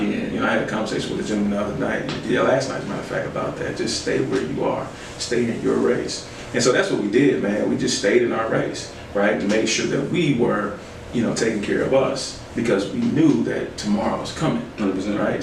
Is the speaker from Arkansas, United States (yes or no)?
yes; Little Rock, Arkansas, United States; also born or lived in Pasadena, California; We moved from Cali when I was six, maybe seven, back to, to Arkansas. Well, to Little Rock.